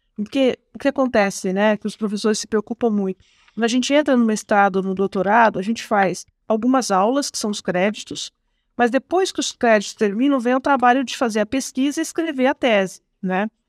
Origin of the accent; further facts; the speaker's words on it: Penápolis, São Paulo, Brazil; accent: Porta Porteira (interior São Paulo); moved away; sou do interior do estado de São Paulo, Otávio. Eu sou de Penápolis